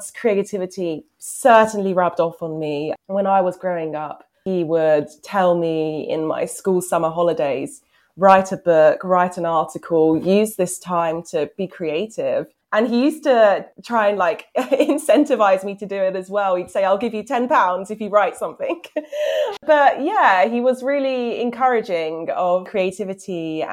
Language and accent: English; Hertfordshire, East of England, United Kingdom; So I'm actually from Hertfordshire, but very close to London.